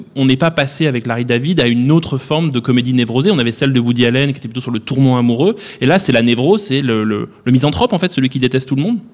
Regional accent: France; chez nous en France

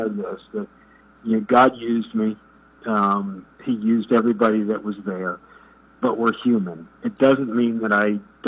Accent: New Milford, Connecticut, United States; I'm from New Milford, which is a stone's throw away from the Hudson

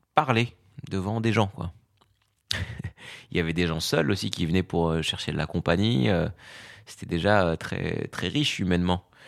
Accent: Fez, Fès-Meknès, Morocco; now in Paris, France; j'ai grandi au Maroc

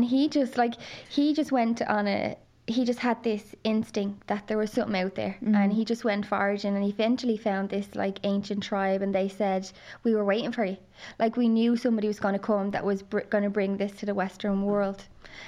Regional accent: Dublin, Leinster, Ireland; I grew up in Dublin

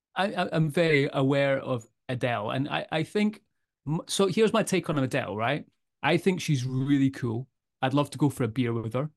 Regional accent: Edinburgh, Scotland, United Kingdom; I'm from Edinburgh

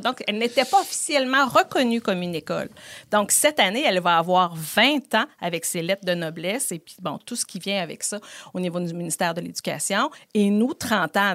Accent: Beauport, Quebec, Canada; je suis originaire de Beauport

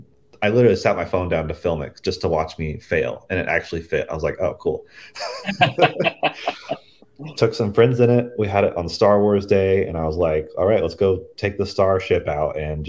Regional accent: Missouri, United States; my hometown in Missouri

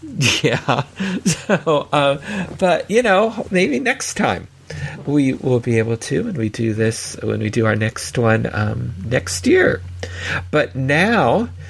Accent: California, United States; growing up in California, and, you know, because I had family in Southern California, so visited regularly

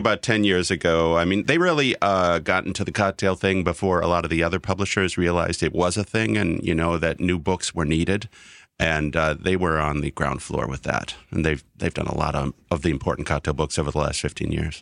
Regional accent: Wisconsin, United States; now in New York, United States; I'm from Wisconsin

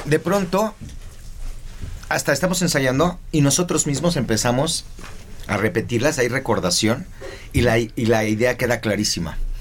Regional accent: Mexico City, Mexico; Mis padres viven y viví yo de chiquito en la Prado Churubusco

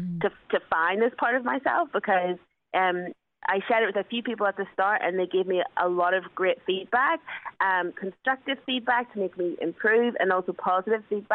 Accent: Belfast, Northern Ireland, United Kingdom; I'm born and bred in Belfast

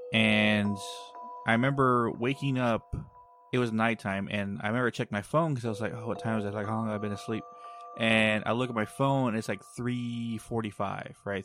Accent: Texas, United States; my hometown

